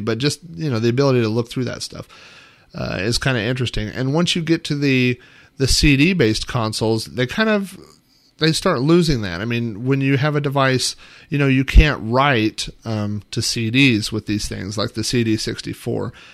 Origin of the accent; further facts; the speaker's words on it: Oklahoma, United States; a kid and growing up in the Midwest, in the middle of Oklahoma